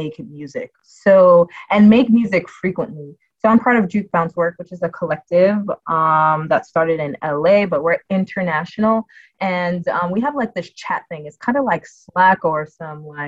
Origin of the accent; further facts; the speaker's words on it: Jamaica; I'm Jamaican